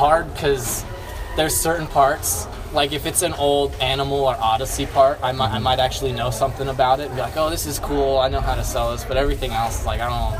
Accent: Richmond, Virginia, United States; I'm from Richmond, Virginia.

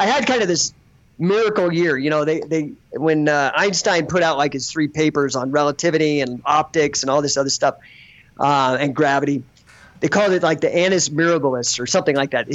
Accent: Denver, Colorado, United States; moved away as an adult; also born or lived in Southern California; I grew up in Denver.

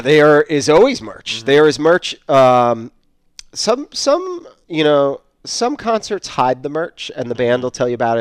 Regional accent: Maine, United States; moved away; I grew up in Maine

